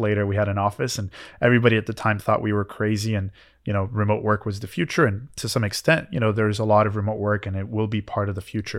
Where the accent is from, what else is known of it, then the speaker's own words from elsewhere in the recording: Canada; now in United States; I had to wait for my green card as a Canadian.